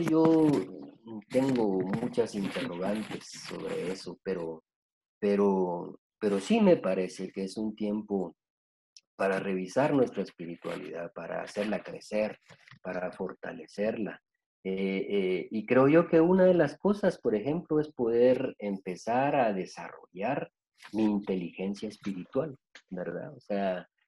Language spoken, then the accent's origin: Spanish; Guatemala; soy, soy guatemalteco, nací en Guatemala hace 54 años